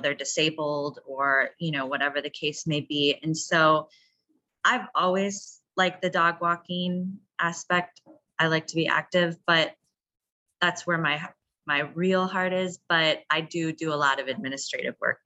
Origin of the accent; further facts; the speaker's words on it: Wisconsin, United States; now in Chicago, United States; Well, I grew up in Wisconsin, so I didn't grow up here.